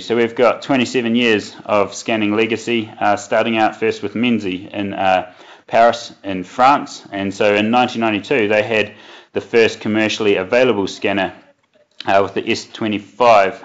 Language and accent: English; New Zealand; moved away as an adult; now in Westminster, Colorado, United States; I was uh, born and bred in New Zealand